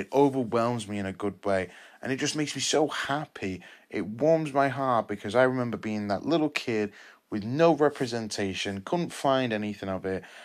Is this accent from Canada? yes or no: no; United Kingdom; I'm Mexican British, well, British Mexican, 'cause I was born here.